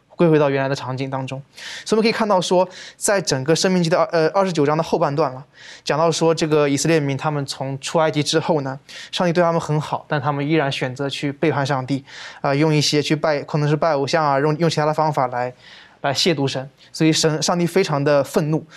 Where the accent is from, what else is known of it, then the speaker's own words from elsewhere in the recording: China; 我们中国人